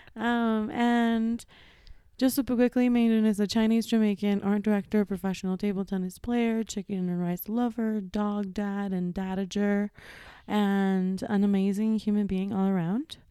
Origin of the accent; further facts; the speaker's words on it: Ecuador; moved away; also born or lived in New York; I was born and raised in Ecuador